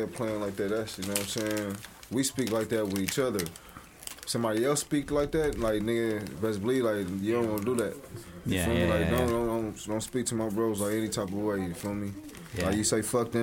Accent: Long Beach, California, United States; also born or lived in Oxnard, California; raised in Long Beach in LA.

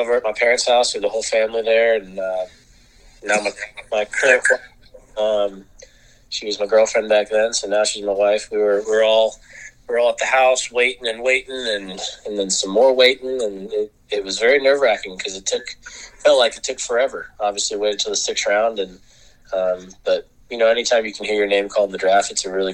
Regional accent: Fayetteville, Arkansas, United States; I grew up in Arkansas

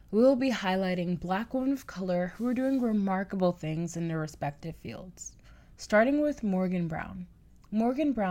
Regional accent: Bahamas; moved away as an adult; I'm from the Bahamas, so I'm on an international student visa.

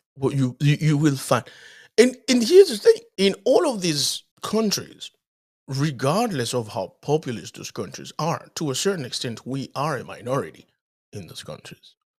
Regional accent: Dominican Republic; moved away; also born or lived in Haiti; I was born in Haiti, grew up in the Dominican Republic.

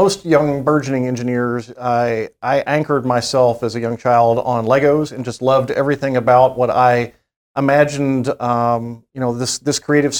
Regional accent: Victoria, Texas, United States; also born or lived in College Station, Texas; the small town I grew up here in Texas in Victoria, and then found myself in College Station just a few years later.

